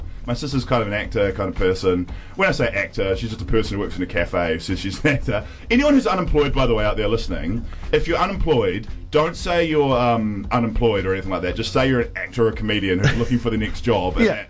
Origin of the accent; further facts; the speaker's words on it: Nelson, New Zealand; moved away; growing up in Nelson